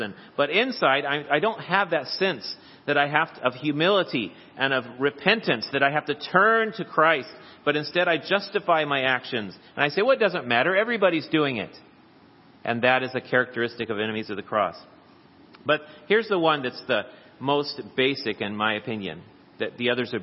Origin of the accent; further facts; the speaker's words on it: United States; the passport proves that I am a citizen of the United States of America